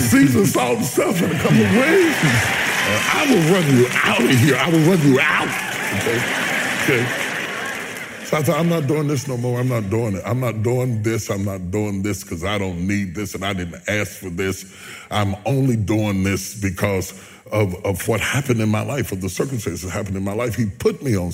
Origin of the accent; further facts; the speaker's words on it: West Virginia, United States; I'm a country boy. I'm from West Virginia.